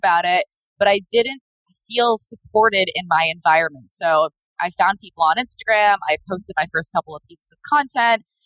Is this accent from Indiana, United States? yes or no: no; Rhode Island, United States; I grew up in Rhode Island, small state, very, very small feeling of the state.